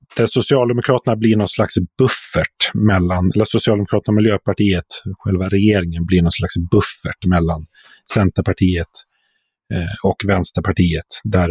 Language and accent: Swedish; Sweden; som som svensk journalist